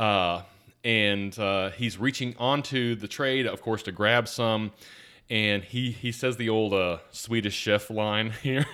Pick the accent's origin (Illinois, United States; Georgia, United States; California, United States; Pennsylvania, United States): Georgia, United States; Atlanta; I grew up in South Atlanta